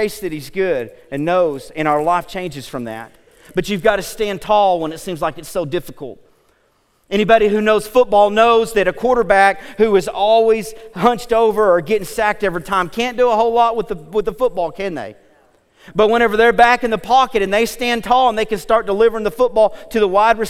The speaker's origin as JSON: {"language": "English", "region": "Oklahoma", "country": "United States", "said": "I'm from Oklahoma"}